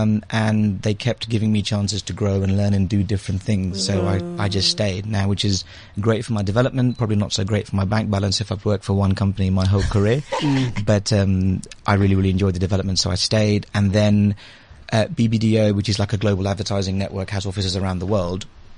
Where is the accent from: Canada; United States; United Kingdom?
United Kingdom; London; also born or lived in India / Liberia; I was born in India, and then I spent a couple of years when I was very young in Liberia, and then back in India, and I went to the UK when I was about 7 or 8. So I've been in the UK ever since, and kind of grew up in London